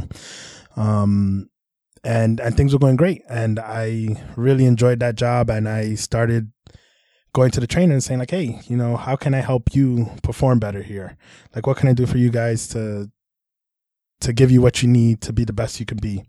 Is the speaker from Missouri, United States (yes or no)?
no; New York City, New York, United States; I was born in Brooklyn and yeah. then uh, spent a lot of time in the Bronx growing up